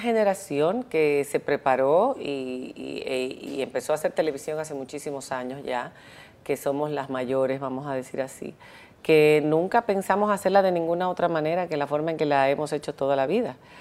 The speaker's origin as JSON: {"language": "Spanish", "town": "Santo Domingo", "country": "Dominican Republic", "tie": "born or raised there", "also_born_or_lived": "Spain", "moved": "as an adult", "said": "yo crecí en la UAS"}